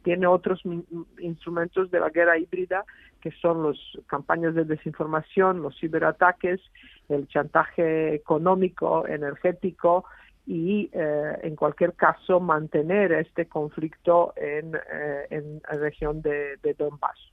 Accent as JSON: {"language": "Spanish", "country": "Serbia", "tie": "born or raised there", "moved": "yes", "lives_now": "Spain", "said": "soy española, porque vivo en España hace 25 años, pero he nacido en Serbia, en, la antigua Yugoslavia."}